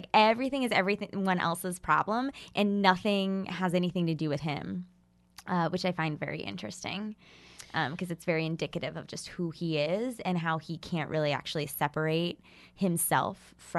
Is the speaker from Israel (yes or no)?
no; Ohio, United States; Yeah, I grew up in Ohio.